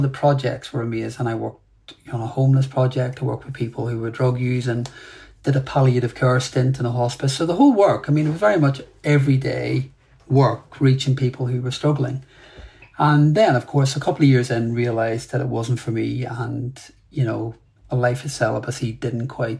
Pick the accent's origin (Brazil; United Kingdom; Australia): United Kingdom; Belfast, Northern Ireland; I grew up in Belfast, and grew up really in the 70s and 80s